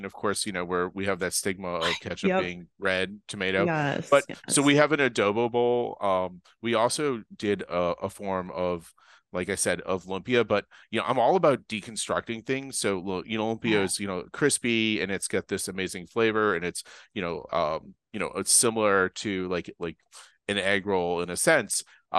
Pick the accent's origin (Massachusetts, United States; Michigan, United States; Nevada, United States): Massachusetts, United States; Boston; But, you know, I grew up in Boston. My grandmother, my grandmother on both sides were Russian